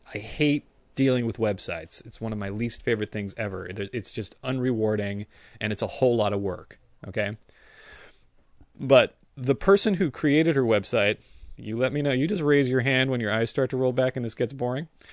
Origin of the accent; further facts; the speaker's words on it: San Francisco Bay Area, California, United States; now in Los Angeles, United States; I grew up in the San Francisco Bay Area with you